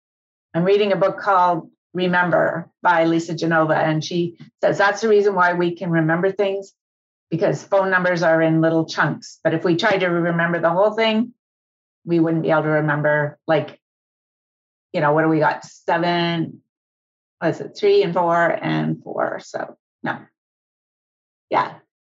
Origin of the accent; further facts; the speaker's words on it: British Columbia, Canada; I am from the Sunshine Coast in British Columbia. And there is no way to get to where I am except by ferry. But we are not an island.